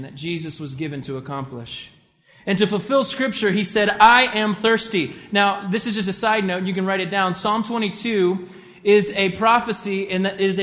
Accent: the South, United States; I was raised in the South

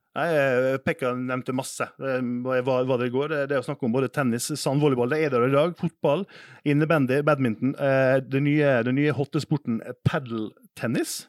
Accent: Western Norway, Norway; Jeg kom fra gård på Vestlandet

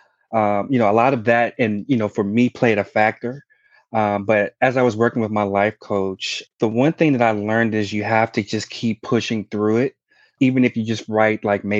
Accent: Chicago, Illinois, United States; I was born and raised in Chicago, Illinois.

